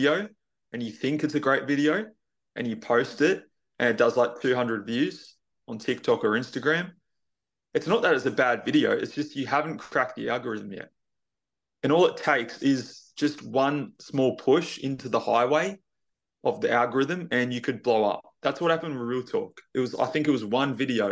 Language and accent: English; Tasmania, Australia; I'm not in Queensland. I'm moving there in November, but I'm actually from Tasmania